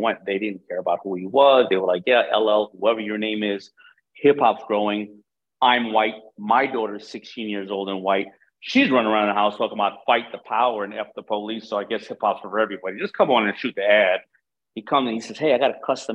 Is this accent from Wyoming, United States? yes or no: no; New York City, New York, United States; I grew up in Hollis, Queens